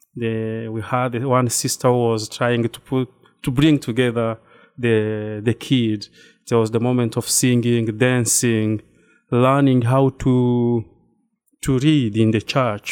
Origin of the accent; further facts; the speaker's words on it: Rwanda; moved away as an adult; now in New Rochelle, United States; I'm from Rwanda. That's, uh, East Africa region